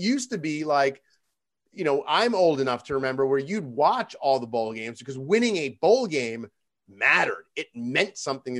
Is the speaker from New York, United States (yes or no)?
yes; Long Island, New York, United States; I grew up on Long Island